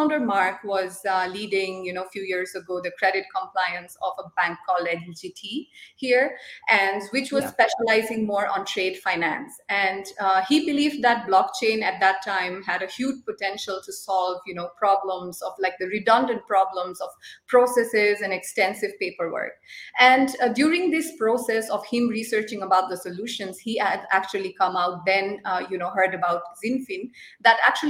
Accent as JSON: {"language": "English", "country": "Nepal", "also_born_or_lived": "Zurich, Switzerland / Lucerne, Switzerland", "moved": "as an adult", "lives_now": "Switzerland", "said": "I come from Nepal, but I've been here in Switzerland, based in Zurich and Lucerne, since last 3 years"}